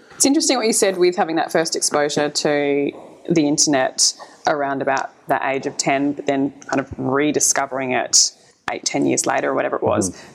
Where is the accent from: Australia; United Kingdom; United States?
Australia; South Australia; my home state